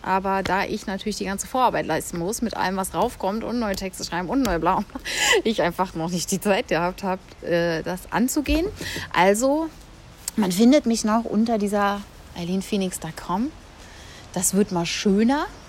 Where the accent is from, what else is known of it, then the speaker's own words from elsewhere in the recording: Berlin, Germany; first language German; Ich, ich bin ja Berlinerin, bin ja aufgewachsen, habe dann hier habe dann hier an der UDK angefangen